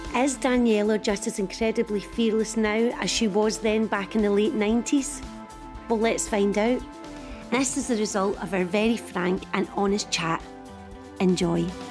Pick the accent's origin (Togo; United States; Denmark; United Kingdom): United Kingdom; East Kilbride, Scotland; I grew up in East Kilbride